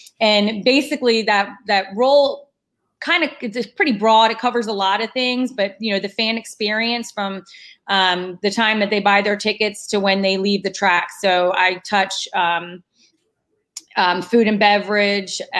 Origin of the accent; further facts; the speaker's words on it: New Jersey, United States; moved away as an adult; also born or lived in North Carolina; I grew up in New Jersey. So born and raised New Jersey, and then went to North Carolina for college